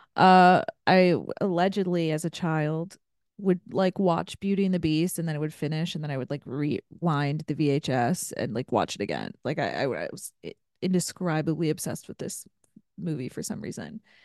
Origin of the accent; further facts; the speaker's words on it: Ohio, United States; I grew up in Ohio